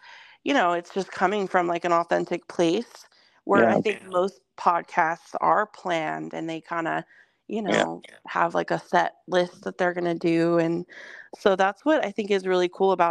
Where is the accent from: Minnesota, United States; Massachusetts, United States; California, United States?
California, United States; El Monte; moved away; I grew up, I would say, like 15 miles outside of Los Angeles, like downtown LA. So a city called El Monte